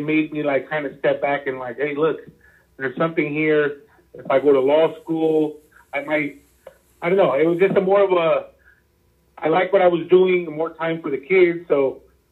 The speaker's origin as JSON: {"language": "English", "town": "Los Angeles", "region": "California", "country": "United States", "tie": "born or raised there", "said": "I grew up in LA, Hollywood, like near Hollywood"}